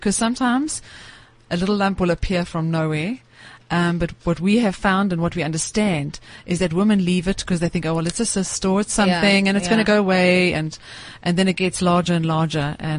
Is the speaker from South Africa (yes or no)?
yes; South Africa; There are no women in the world that are as inspiring and are as inspired as South African women. But I do think that we're not the same without men in our lives.